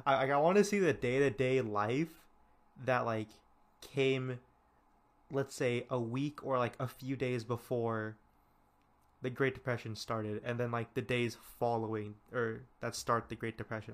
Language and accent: English; California, United States; I'm from California